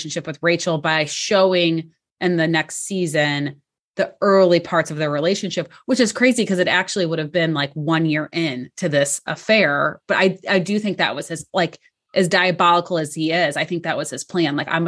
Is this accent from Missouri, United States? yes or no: yes; St. Louis, Missouri, United States; Which is also my hometown and where I live. So it's funny. I'm shocked they didn't get caught only because St. Louis is like that classic, like big small town.